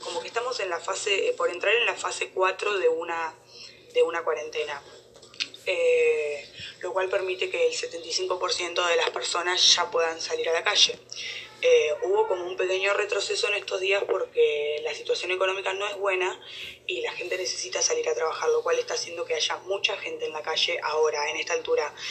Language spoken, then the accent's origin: Spanish; Buenos Aires, Argentina; soy de Buenos Aires, Argentina.